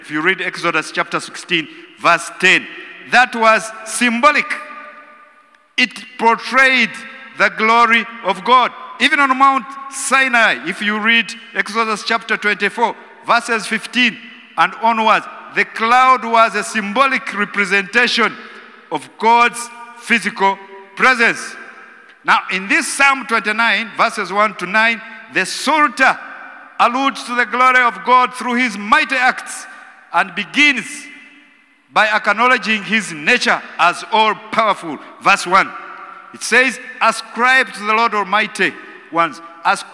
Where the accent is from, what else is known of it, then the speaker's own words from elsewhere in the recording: Western Region, Uganda; I come from Western Uganda